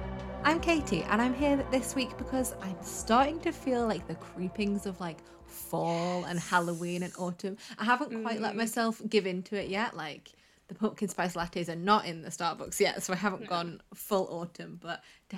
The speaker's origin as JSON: {"language": "English", "region": "England", "country": "United Kingdom", "said": "we're English."}